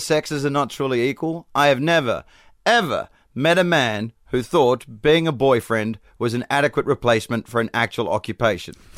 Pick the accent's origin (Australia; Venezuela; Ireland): Australia; Perth, Western Australia; accent: Australian; moved away; I'm from Perth, which is the most secluded city in the world